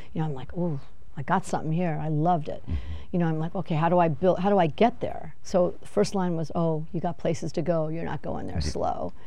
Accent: Los Angeles, California, United States; I'm from Van Nuys

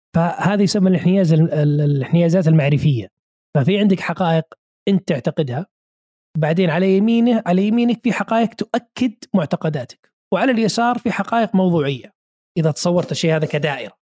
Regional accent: Saudi Arabia; عندنا في السعوديه

